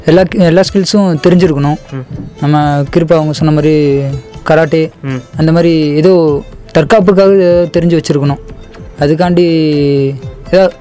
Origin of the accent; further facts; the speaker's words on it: Erode, Tamil Nadu, India; now in Coimbatore, India; அது நான் ஈரோட்டில் தான் பிறந்து வளர்ந்தேன் ஈரோட்டில் இருந்த அளவுக்கு இன்னும் எனக்கு இங்கே அனுபவம் கிடைக்கல